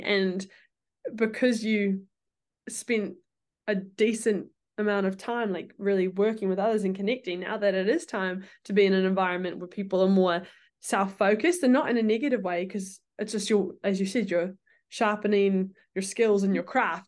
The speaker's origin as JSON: {"language": "English", "country": "New Zealand", "moved": "yes", "said": "we're from New Zealand"}